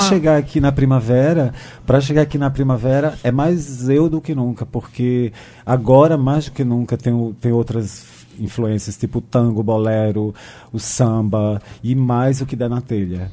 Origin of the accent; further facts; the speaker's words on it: Brazil; eu sou filho desse Brasil